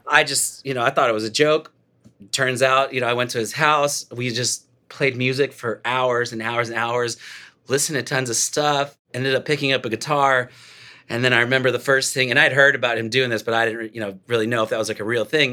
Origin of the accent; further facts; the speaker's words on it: Dallas, Texas, United States; moved away as an adult; also born or lived in Los Angeles; I was raised in Dallas. I moved out when I was, like, twenty, twenty-one years old